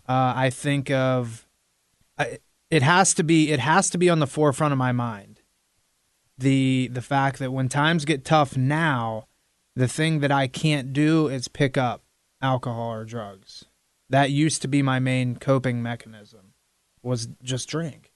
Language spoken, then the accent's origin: English; Midwestern Pennsylvania, United States; now in South Florida, United States; growing up in Midwestern Pennsylvania